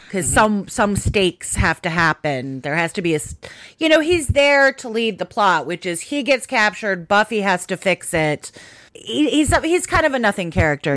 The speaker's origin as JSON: {"language": "English", "region": "New Mexico", "country": "United States", "said": "I'm from New Mexico."}